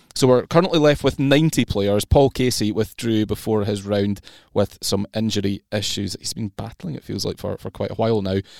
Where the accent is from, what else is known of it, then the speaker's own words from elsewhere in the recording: Scotland, United Kingdom; as a Scot myself